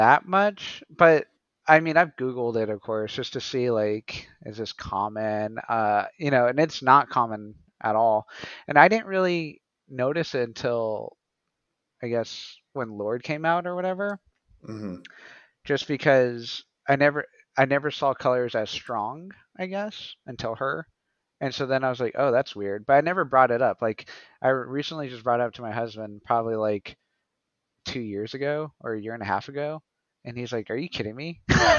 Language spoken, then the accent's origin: English; Portales, New Mexico, United States; I'm originally from New Mexico, the Southwest. I was born in Portales, New Mexico. It's a small town.